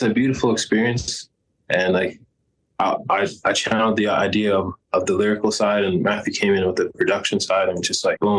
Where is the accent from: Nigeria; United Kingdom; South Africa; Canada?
Canada; Like, that's it because we're Canadian.